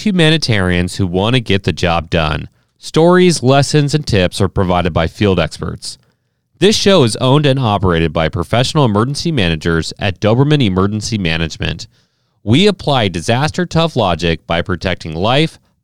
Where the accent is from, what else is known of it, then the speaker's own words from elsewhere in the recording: Ohio, United States; now in St. Louis, United States; as a kid growing up in Ohio